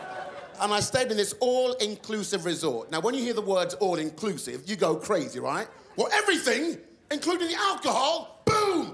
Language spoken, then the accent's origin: English; London, United Kingdom; I was born in London, born and raised in London